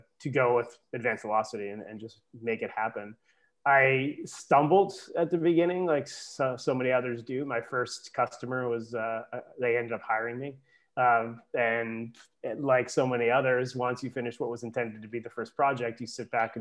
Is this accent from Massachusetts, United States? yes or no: yes; Massachusetts, United States; moved away as an adult; also born or lived in Bar Harbor, Maine; I grew up in Massachusetts, but came back to Massachusetts because of the opportunity that was there.